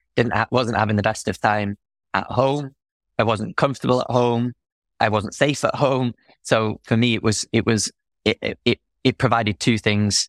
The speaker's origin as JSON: {"language": "English", "town": "Manchester", "region": "North West England", "country": "United Kingdom", "also_born_or_lived": "Wales", "moved": "yes"}